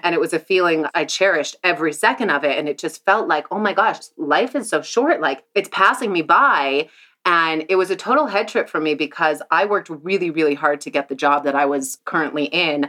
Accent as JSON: {"language": "English", "town": "Santa Barbara", "region": "California", "country": "United States", "said": "I am from Santa Barbara, California"}